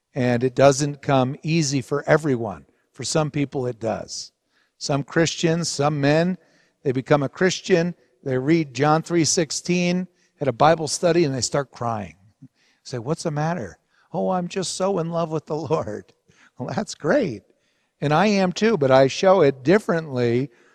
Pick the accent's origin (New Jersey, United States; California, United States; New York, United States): New Jersey, United States; Hawthorne; where we grew up in New Jersey in Hawthorne at a Roman Catholic parish, Saint Anthony's